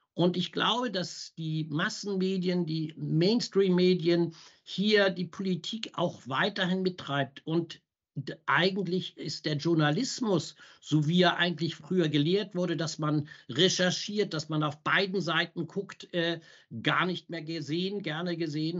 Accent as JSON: {"language": "German", "country": "Germany", "said": "wir als Deutsche"}